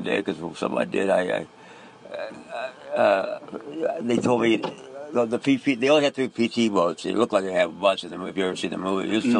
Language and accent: English; Philadelphia, Pennsylvania, United States; born there; also born or lived in Key West, United States / Newport, United States / Groton, United States / Huntington Beach, United States; No, I was born in Philadelphia.